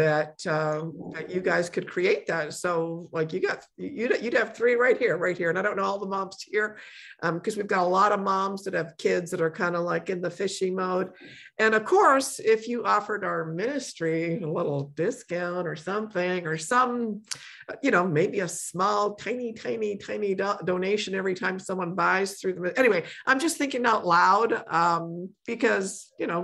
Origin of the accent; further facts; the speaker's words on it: Poland; moved away; I was born in Poland